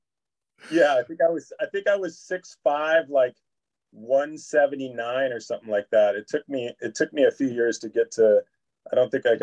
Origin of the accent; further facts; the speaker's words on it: Berkeley, California, United States; also born or lived in Santa Barbara; I grew up here in Berkeley